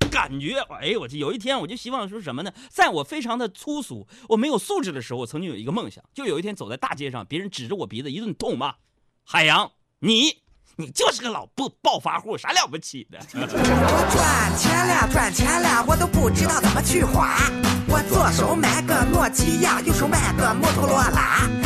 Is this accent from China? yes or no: yes; Nong'an, Jilin, China; moved away; 我们东北老家农安县